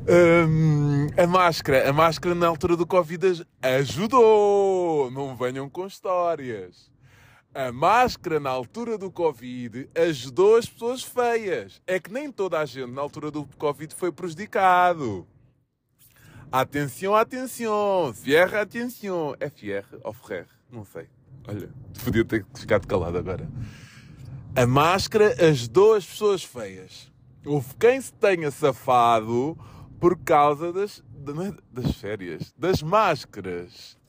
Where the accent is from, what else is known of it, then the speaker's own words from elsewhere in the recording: Almada, Setúbal, Portugal; Eu sou da Margem Sul, Almada, Laranjeiro, Praça da Portela